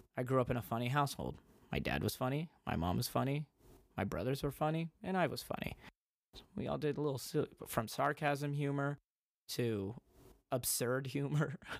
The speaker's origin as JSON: {"language": "English", "country": "United States", "tie": "born or raised there", "said": "I grew up in America"}